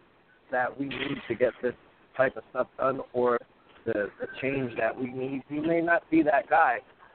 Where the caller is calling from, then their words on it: New York, United States; I'm from New York.